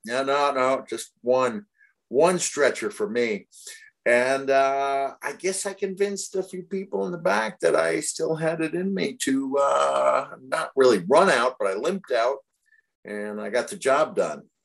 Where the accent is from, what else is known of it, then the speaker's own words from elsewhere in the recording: Bloomington, Indiana, United States; I'm a natural born Hoosier myself. I was born in Bloomington